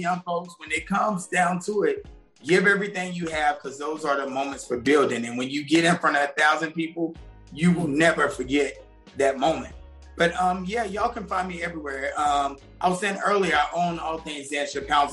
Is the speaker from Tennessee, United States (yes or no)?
yes; Tennessee, United States; I'm from Tennessee